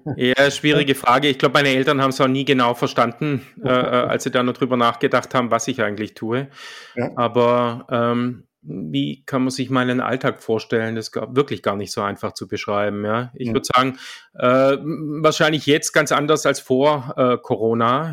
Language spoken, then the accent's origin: German; Swabia, Germany; accent: Swabian; moved away; wie man vielleicht hört, ich bin Schwabe, aber schon lange im Exil